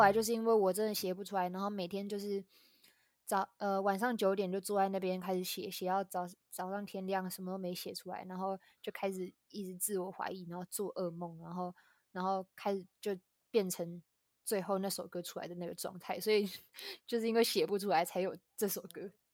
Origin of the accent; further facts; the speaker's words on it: Tainan, Taiwan; 我来自台南